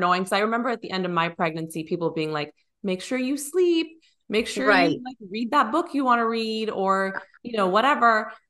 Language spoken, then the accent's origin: English; San Francisco, California, United States; So we came from California also, but we're from the Bay Area. So suburbs nice. Of San Francisco.